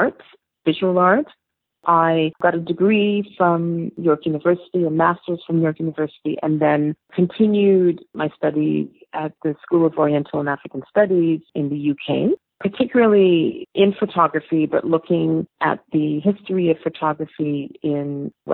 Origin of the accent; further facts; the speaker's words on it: Toronto, Ontario, Canada; also born or lived in United Kingdom; I grew up in Toronto in the 70s